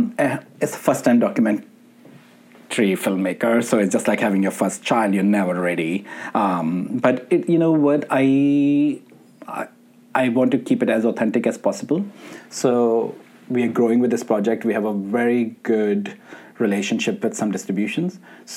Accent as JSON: {"language": "English", "country": "Pakistan", "tie": "born or raised there", "said": "Growing up in Pakistan, and I always thought like Sufism was always about Qawwalis and listening to …"}